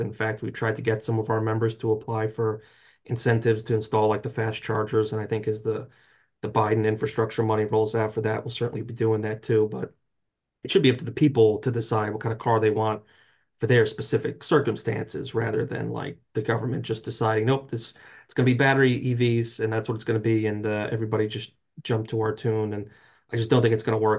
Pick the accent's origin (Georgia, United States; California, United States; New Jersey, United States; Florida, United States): New Jersey, United States; I grew up in North Jersey, so until Uh, I was, like, twenty years old